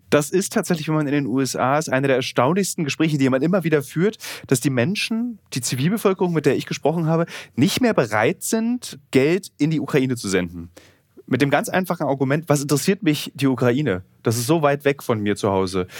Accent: Berlin, Germany; Im Osten, aus dem ich ja komme, ich komme aus Ostberlin

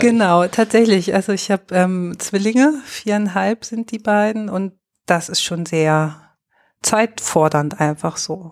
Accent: Lower Saxony, Germany; moved away as an adult; also born or lived in Görlitz; now in Dresden, Germany; ich komme aus Niedersachsen gebürtig

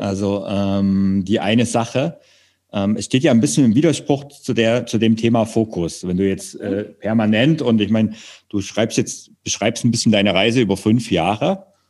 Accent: Saxony, Germany; moved away; ich komme ja ursprünglich aus Sachsen

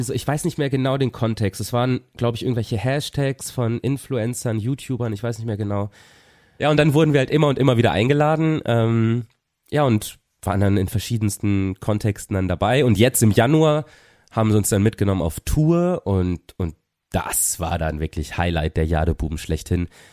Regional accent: Papenburg, Lower Saxony, Germany; now in Cologne, Germany; in der Stadthalle Papenburg, wo ich herkomme

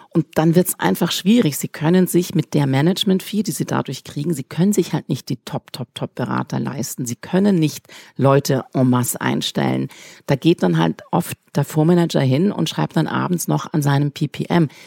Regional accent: Switzerland; ich bin Schweizerin

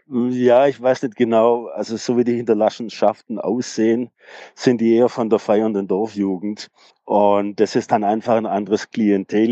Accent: Tübingen, Baden-Württemberg, Germany; ich bin aus Tübingen

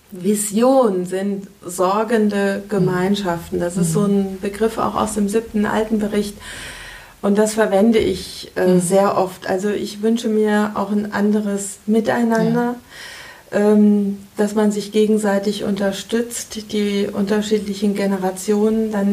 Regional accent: Kassel, Hesse, Germany; Aber Kassel ist meine Heimat, ja.

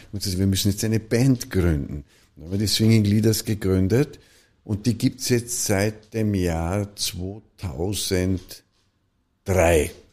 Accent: Vorarlberg, Austria; in Vorarlberg, in einem Dorf in Nützedas, wo ich aufgewachsen bin

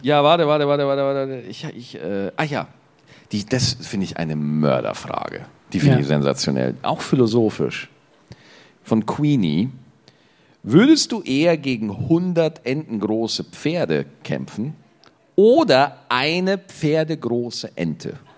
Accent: Bavaria, Germany; bei uns in Bayern

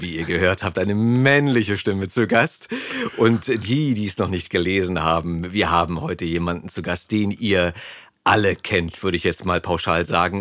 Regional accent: East Germany, Germany; mein Geburtsland, die DDR

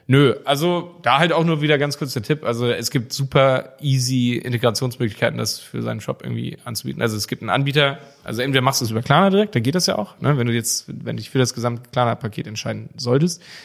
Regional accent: Germany; bei uns in Deutschland

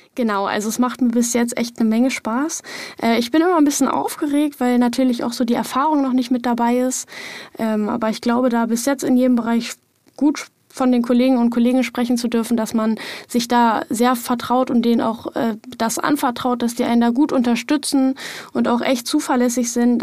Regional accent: Lower Saxony, Germany; moved away as an adult; now in Saxony-Anhalt, Germany; Ich komme ja eigentlich auch aus Niedersachsen

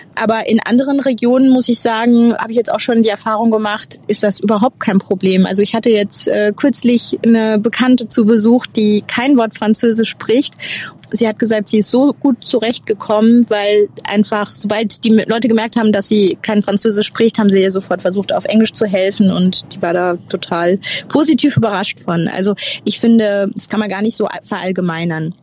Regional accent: Germany; moved away as an adult; now in France

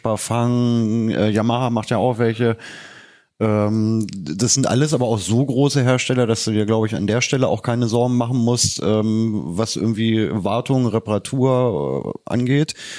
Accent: Leine-Weser Uplands, Lower Saxony, Germany; moved away; ich komme ja aus dem Leineweser-Bergland

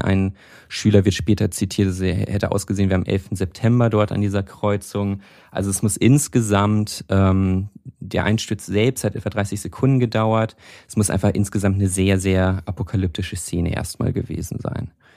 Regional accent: North Rhine-Westphalia, Germany; ich komme ja aus Nordrhein-Westfalen, nicht aus Köln, aber aus Nordrhein-Westfalen.

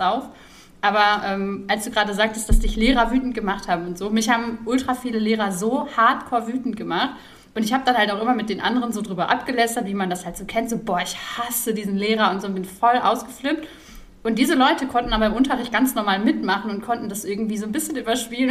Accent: Ruhr area, North Rhine-Westphalia, Germany; ich bin ja im Ruhrpott groß geworden

